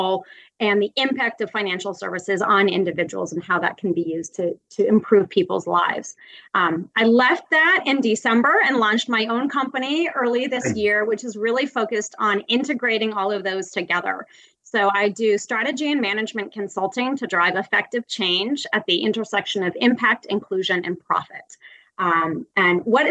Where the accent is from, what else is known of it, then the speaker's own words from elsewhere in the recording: Western Massachusetts, United States; moved away as an adult; also born or lived in Middle East / Latin America; now in Chicago, United States; where I grew up in Western Massachusetts